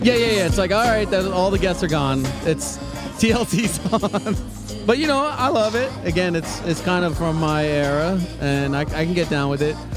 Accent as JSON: {"language": "English", "town": "New York City", "region": "New York", "country": "United States", "tie": "born or raised there", "moved": "as an adult", "lives_now": "Cincinnati, United States", "said": "I grew up in New York in Queens"}